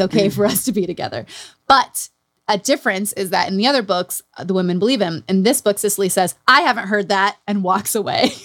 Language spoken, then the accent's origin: English; Utah, United States; Growing up in Utah